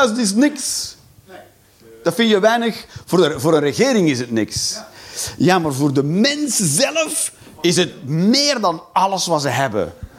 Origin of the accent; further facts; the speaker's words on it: Belgium; als Belg